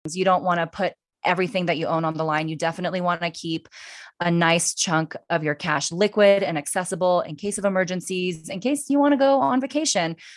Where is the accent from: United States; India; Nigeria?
United States; I was born in the United States